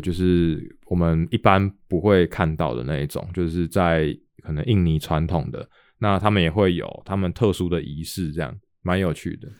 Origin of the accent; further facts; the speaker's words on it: Taoyuan, Taiwan; moved away; 我自己是在桃园出生的，所以哦。我几乎每一年都会回去至少一次